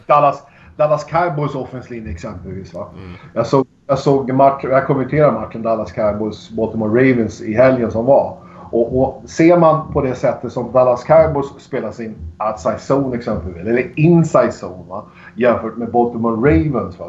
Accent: Sweden; hemma i Sverige

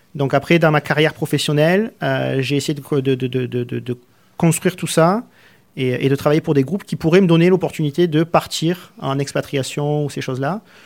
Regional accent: Arles, Provence-Alpes-Côte d'Azur, France; moved away as an adult; also born or lived in Nîmes, Gard / Marseille area; now in Canada; je suis né dans le Gard, à Nîmes, et j'ai grandi à Arles.

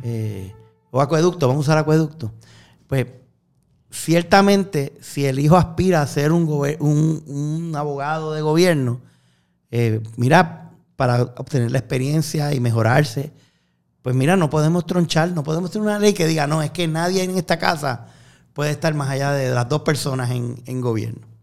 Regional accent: Puerto Rico; los puertorriqueños que somos ciudadanos americanos

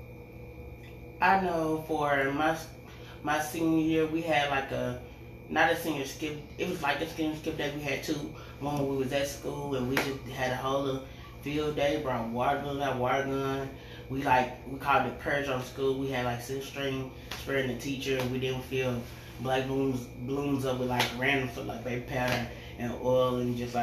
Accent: Alabama, Arkansas, United States; I'm from Alabama, Arkansas, like 13 or 15 minutes south from Pine Bluff, like small country

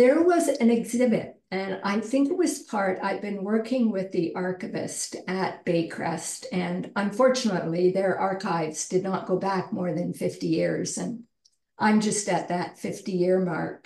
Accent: Cobourg, Ontario, Canada; also born or lived in southwest Ireland; growing up in Ireland and growing up in Cobourg, a small town that we moved to about 2 hours east of Toronto in the 50s and early 60s

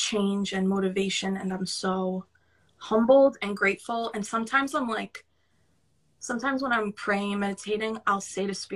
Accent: New York City, New York, United States; accent: New York; I really hear my New York accent right now compared to yours

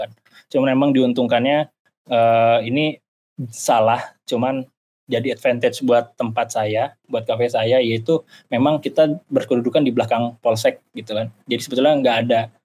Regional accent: Jakarta, Indonesia; moved away as an adult; also born or lived in Bandung; saya asal Jakarta ya, saya nggak mau disuruh balik ke Jakarta

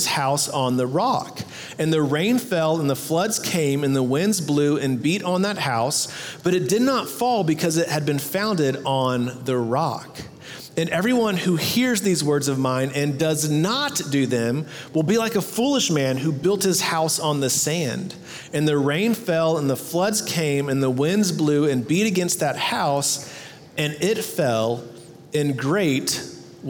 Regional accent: Texas, United States; "Where are you from?" And I was like, "Texas."

